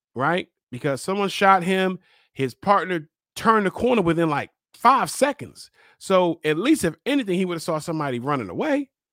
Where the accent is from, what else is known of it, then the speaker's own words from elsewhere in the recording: Baltimore, Maryland, United States; I'm from Baltimore. I live in Baltimore